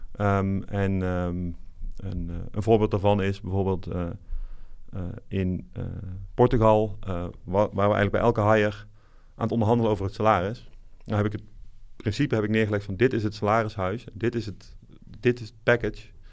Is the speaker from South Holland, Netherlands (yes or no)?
no; North Brabant, Netherlands; moved away as an adult; also born or lived in Eindhoven; now in Amsterdam, Netherlands; Wiebe en ik komen allebei eh, opgegroeid in Brabant